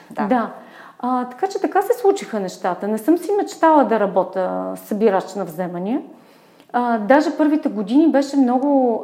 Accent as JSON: {"language": "Bulgarian", "town": "Burgas", "region": "Burgas Province", "country": "Bulgaria", "moved": "as an adult", "lives_now": "Sofia, Bulgaria", "said": "аз съм от Бургас"}